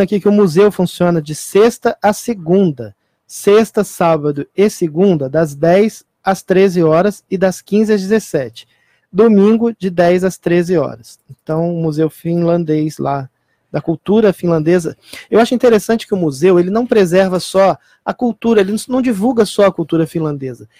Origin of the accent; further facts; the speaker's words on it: Brazil; o Brasil é o país onde eu nasci, o país onde eu vivo